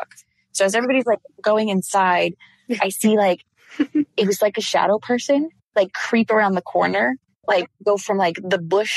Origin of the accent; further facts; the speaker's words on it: Orlando, Florida, United States; also born or lived in DeLand, Florida; I grew up in Orlando, Florida